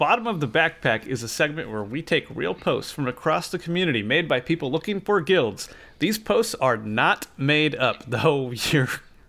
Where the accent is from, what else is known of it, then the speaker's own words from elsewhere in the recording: the Northwest, Pacific Northwest, United States; growing up in the Northwest